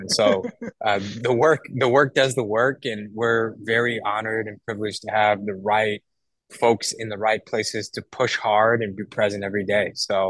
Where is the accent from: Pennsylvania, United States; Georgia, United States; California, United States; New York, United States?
California, United States; Oakland; I'm a first generation Afghan American. I was born in Oakland.